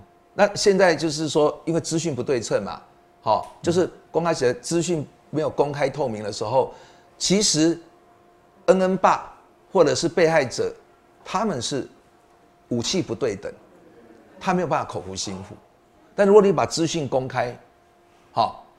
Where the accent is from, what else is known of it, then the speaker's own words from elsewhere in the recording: Yunlin County, Taiwan; moved away; 我真的是云林子弟，啊，我爸爸是云林的这个麦寮人，我妈妈是彰化人，嗯，是鹿港啊的的女儿。那我自己的老婆又是台南人，我是台南的女婿。